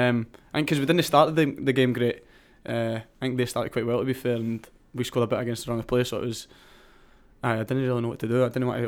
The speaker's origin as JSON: {"language": "English", "town": "Cumbernauld", "region": "Scotland", "country": "United Kingdom", "moved": "as an adult", "lives_now": "Milton Keynes, United Kingdom", "said": "A place called Cumbernauld, which not many people will know, so it's... I'll say Falkirk, which is in between Edinburgh and Glasgow."}